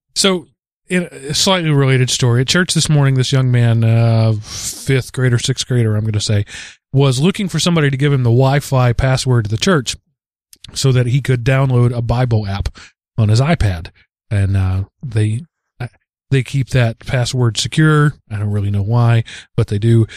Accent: United States; being an American

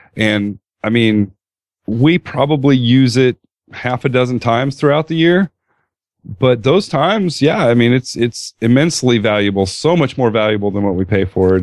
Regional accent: California, United States; Coming from California

